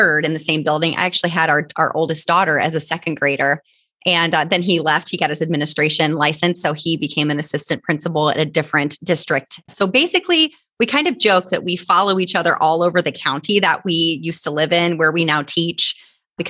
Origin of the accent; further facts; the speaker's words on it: Northeast Indiana, United States; I am from Northeast Indiana